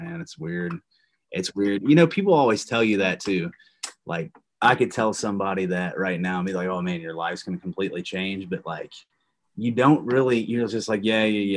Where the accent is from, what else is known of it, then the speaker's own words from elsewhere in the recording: Shelbyville, United States; my mom actually met a wrestler in my hometown